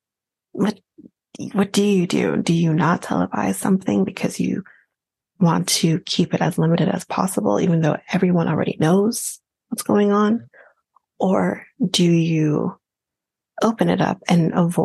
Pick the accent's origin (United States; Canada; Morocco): Canada; as a Canadian